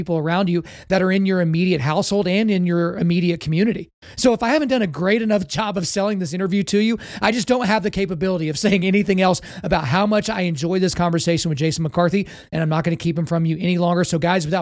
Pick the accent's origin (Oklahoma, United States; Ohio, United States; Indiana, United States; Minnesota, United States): Oklahoma, United States; Lawton; I grew up in Lawton Fort Sill in Oklahoma